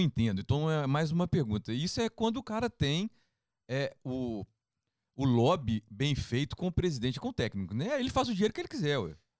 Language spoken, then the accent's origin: Portuguese; Belo Horizonte, Minas Gerais, Brazil; na minha cidade, eu sou de Belo Horizonte